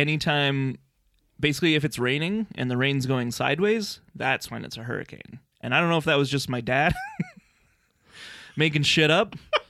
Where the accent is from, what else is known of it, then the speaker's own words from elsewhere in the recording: Lethbridge, Alberta, Canada; I grew up in Lethbridge, Alberta, yep. Which is a very windy city.